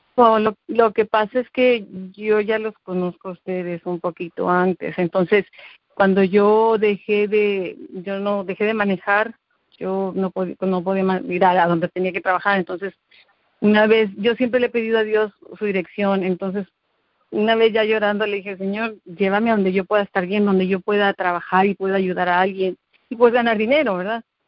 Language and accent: Spanish; Mexico City, Mexico; moved away as an adult; now in Texas, United States; yo soy de, nací en el DF, soy mexicana. Tengo en Estados, Unidos 20 años